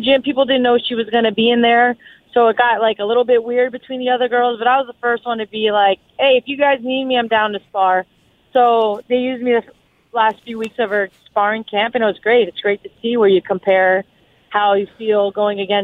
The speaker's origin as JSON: {"language": "English", "region": "South Florida", "country": "United States", "tie": "born or raised there", "said": "I'm born and raised in South Florida"}